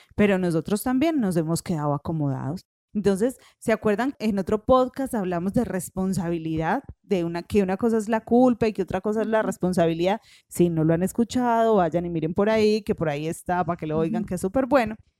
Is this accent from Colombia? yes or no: yes; Paisa, Antioquia, Colombia; en paisa nosotros decimos eso